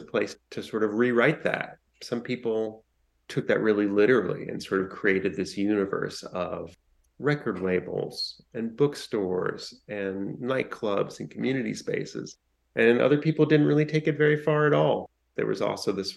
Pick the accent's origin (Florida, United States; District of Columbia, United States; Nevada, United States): District of Columbia, United States; Washington; I grew up in Washington, D.C.